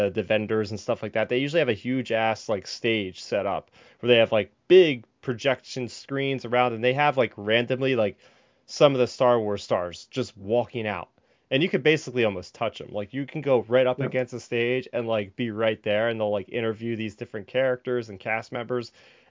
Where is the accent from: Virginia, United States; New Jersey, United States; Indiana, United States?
New Jersey, United States; I'm from Jersey